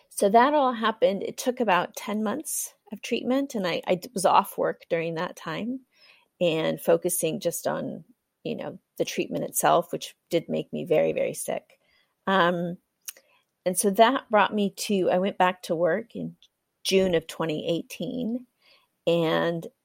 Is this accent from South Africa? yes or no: no; Kenya; also born or lived in United States; now in Europe; My parents were missionaries in Africa, so I was born and raised in Kenya. And then I spent some time studying in the US, working, worked in Africa for a little while, and then I've been in Europe working for the last 12 years.